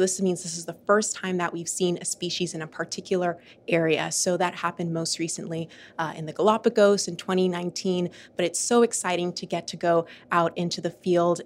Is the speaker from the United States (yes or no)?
no; Bahamas; moved away; I'm from the Bahamas, which is an archipelago in the Caribbean of over 700 islands surrounded by absolutely beautiful turquoise water. And growing up there